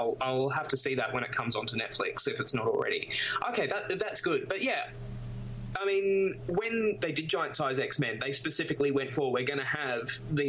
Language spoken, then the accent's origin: English; Australia; in Australia we have a very troubled history with our Indigenous population.